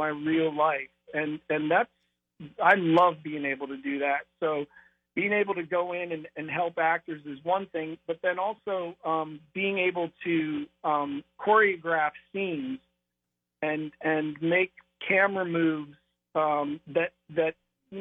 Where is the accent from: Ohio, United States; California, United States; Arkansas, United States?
Ohio, United States; North Canton; moved away as an adult; now in Los Angeles, United States; growing up in Ohio